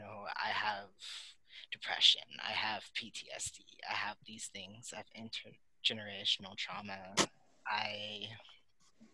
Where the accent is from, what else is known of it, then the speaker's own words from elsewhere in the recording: United States; also born or lived in Louisiana; I'm from the States